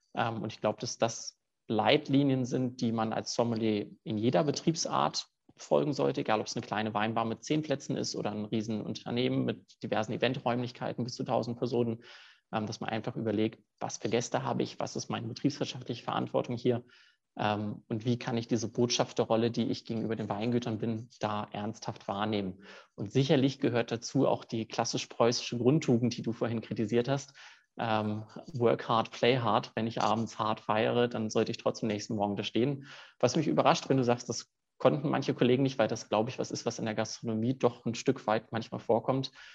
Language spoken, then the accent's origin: German; Cologne, North Rhine-Westphalia, Germany; moved away as an adult; now in Zurich, Switzerland; Habe dann einige Praktika in meiner Heimatstadt in Köln gemacht